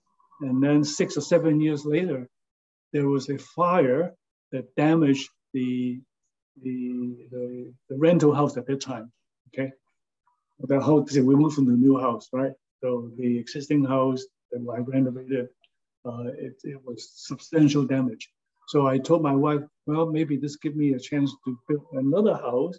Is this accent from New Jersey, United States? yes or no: no; San Francisco, California, United States; now in Honolulu, United States; since I came from San Francisco, they look pretty flat to me, okay?